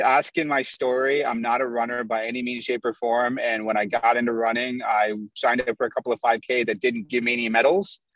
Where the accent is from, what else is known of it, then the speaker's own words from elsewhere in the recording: Chicago, Illinois, United States; also born or lived in Indiana; I was born in the U.S., but my parents are Pakistani, and so I grew up around a lot of Indian food. And I grew up in the Midwest. I'm from Chicago. We lived in Indiana for a little while